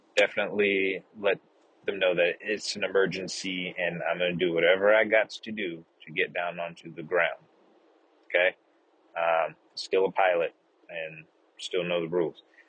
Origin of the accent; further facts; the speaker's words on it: the south portion of the United States, Southern United States, United States; accent: southern; also born or lived in West Coast, United States; now in Austin, United States; got my southern accent back